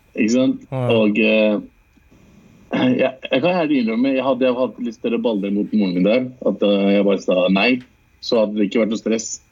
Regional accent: Lørenskog, Akershus, Norway; also born or lived in Lahore, Pakistan; er født og vokst opp i Norge

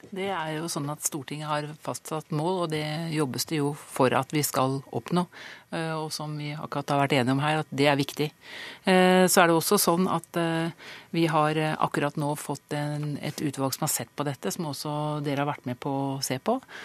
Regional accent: Østfold, Norway; Jeg kommer fra Østfold

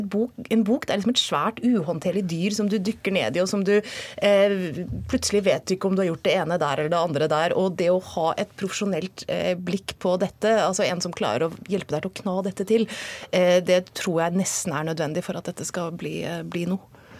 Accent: Hokksund, Buskerud, Norway; jeg er jo også fra Hokksund, så Nina jeg er fra samme sted

